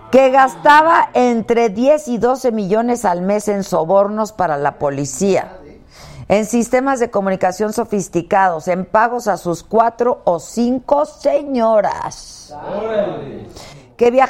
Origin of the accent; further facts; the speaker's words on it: Mexico; vamos a asistir 900 invitados, 400 de ellos extranjeros, 500 de aquí somos mexicanos.